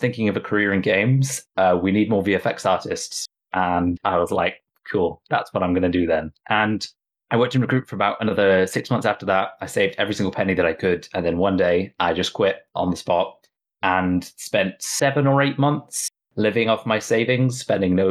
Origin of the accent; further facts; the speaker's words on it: Southwest Wales, United Kingdom; I grew up in Southwest Wales, a little farm on a mountainside